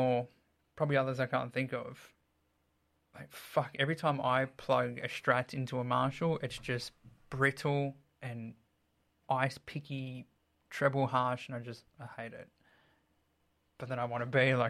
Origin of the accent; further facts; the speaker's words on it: Sydney, New South Wales, Australia; growing up in Sydney back in the day